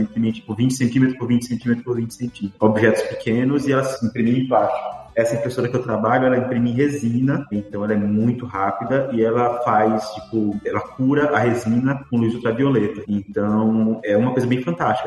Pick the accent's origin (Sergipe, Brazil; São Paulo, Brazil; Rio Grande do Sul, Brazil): Sergipe, Brazil; Aracaju; moved away as an adult; also born or lived in Rio de Janeiro; now in Dublin, Ireland; eu nasci no Rio de Janeiro, mas eu passei só um ano morando lá, não lembro. Depois disso, minha mãe se mudou com meu pai para uma cidade chamada Aracaju. Aracaju é a capital do menor estado do Nordeste e eu passei lá 23 anos seguidos